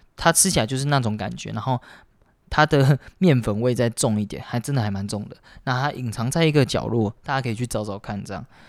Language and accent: Chinese; Taiwan; 台湾本岛的人